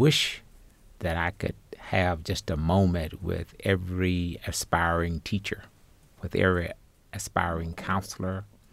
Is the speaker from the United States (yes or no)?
yes; Arkansas Delta, United States; growing up in the Arkansas Delta 60 years ago